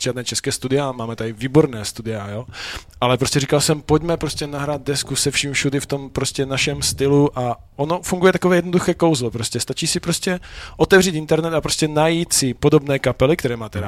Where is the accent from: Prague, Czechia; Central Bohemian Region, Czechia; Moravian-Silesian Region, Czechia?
Moravian-Silesian Region, Czechia; Frýdek-Místek; also born or lived in Ostrava; Já jsem z Frýdku